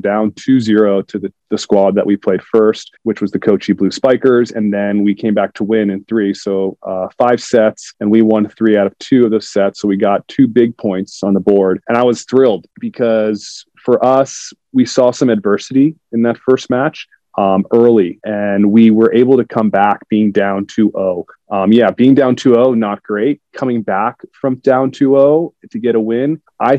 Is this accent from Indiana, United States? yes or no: no; South Florida, United States; moved away as an adult; I grew up in South Florida